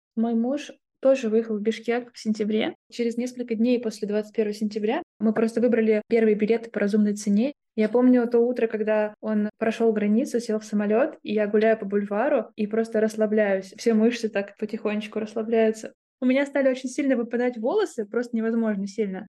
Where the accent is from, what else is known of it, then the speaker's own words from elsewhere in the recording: Moscow, Russia; moved away; это был год сепарации от большого «мы», как мы россияне, и от «мы», как мы москвичи